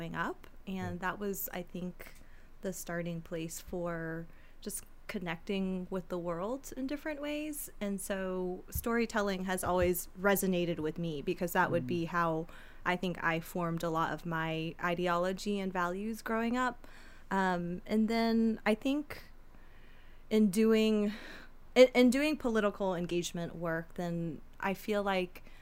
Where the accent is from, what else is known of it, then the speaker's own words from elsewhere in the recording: United States; I'm an American citizen and I was born here